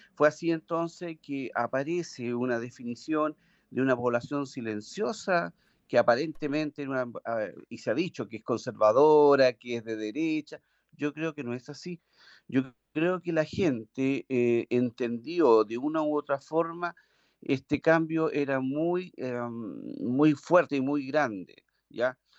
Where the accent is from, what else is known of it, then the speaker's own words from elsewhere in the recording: Chile; nosotros como los chilenos